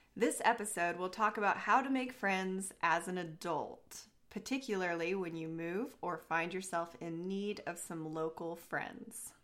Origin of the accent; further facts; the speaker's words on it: Southern Oregon, United States; this is where I live in the area where I grew up.